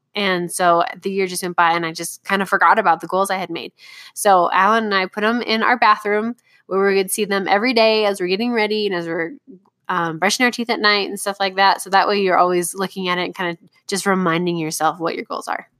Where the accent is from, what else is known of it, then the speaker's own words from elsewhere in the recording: Southern California, United States; I grew up going to Disneyland because I grew up in Southern California, and we went every year